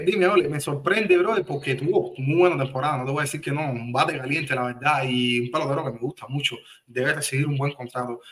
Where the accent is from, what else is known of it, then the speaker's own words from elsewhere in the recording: Cuba; now in United States; nosotros somos cubanos